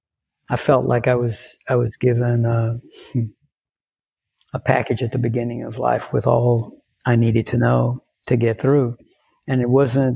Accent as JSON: {"language": "English", "town": "Lafayette", "region": "Louisiana", "country": "United States", "tie": "born or raised there", "said": "I grew up in South Louisiana"}